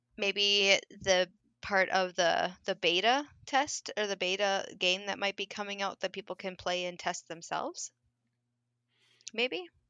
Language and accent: English; Minnesota, United States; I am from Minnesota